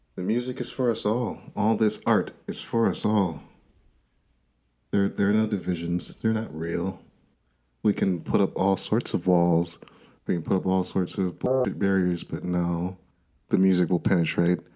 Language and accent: English; Minnesota, United States; I was born and raised in Minnesota